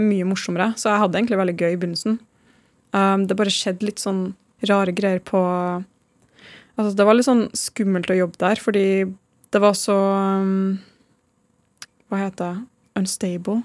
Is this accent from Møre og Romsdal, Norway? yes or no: no; Trondheim, Trøndelag, Norway; moved away; jeg er fra Trondheim